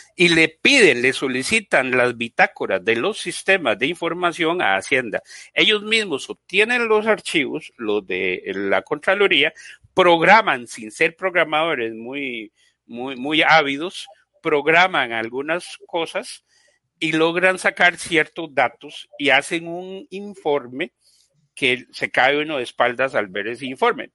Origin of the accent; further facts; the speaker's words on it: Costa Rica; yo soy costarricense, eh, tengo 54 años